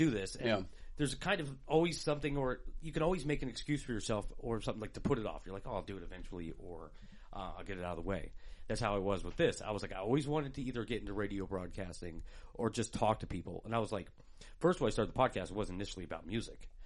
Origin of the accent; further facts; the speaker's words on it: Portland, Oregon, United States; also born or lived in California / Washington; I grew up in Portland for like the first 22 years of my life